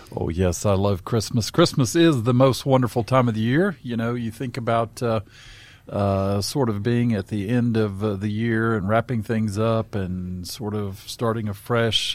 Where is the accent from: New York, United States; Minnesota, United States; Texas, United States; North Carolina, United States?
North Carolina, United States; Southern Appalachia; in Southern Appalachian, where I grew up in North Carolina